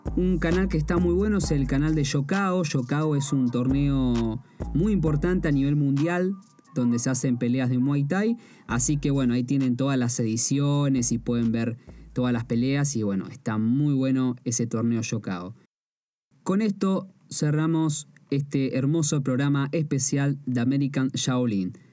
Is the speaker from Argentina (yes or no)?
yes; Argentina; soy de Argentina y por ende soy extranjero, o sea, no nací en Tailandia